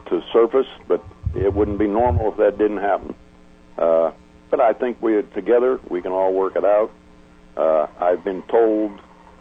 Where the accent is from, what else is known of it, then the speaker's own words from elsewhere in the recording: Western Pennsylvania, United States; moved away; I'm from Western Pennsylvania, which is sprint car country